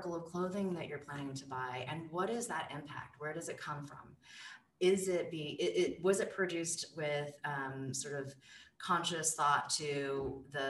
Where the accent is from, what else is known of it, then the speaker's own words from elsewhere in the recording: California, United States; I grew up cycling in California